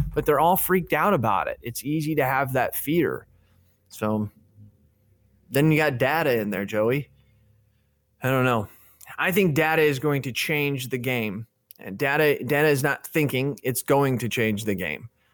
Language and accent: English; Illinois, United States; I'm from Illinois. Five hours away from Chicago